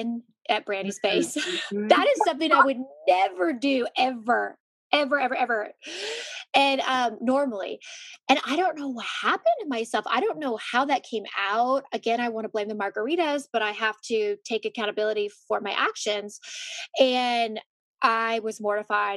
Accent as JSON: {"language": "English", "region": "California", "country": "United States", "tie": "born or raised there", "moved": "yes", "lives_now": "Dallas, United States", "said": "I grew up in California."}